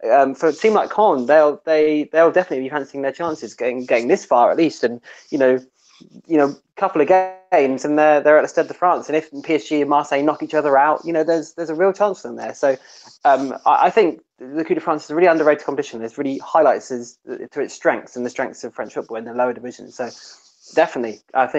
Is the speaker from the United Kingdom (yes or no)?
yes; England, United Kingdom; being English